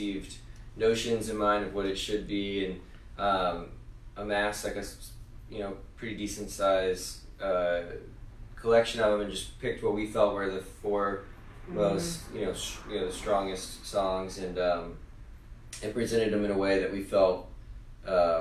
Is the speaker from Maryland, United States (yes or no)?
no; outside of New Orleans, Louisiana, United States; we grew up outside of New Orleans